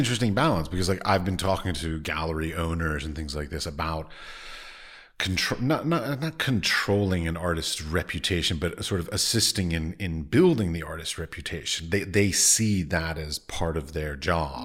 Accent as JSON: {"language": "English", "country": "United States", "moved": "as an adult", "lives_now": "Prague, Czech Republic", "said": "I come from America."}